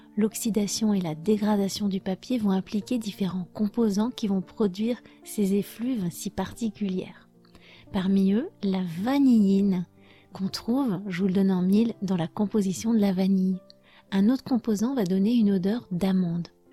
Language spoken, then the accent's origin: French; France; je suis française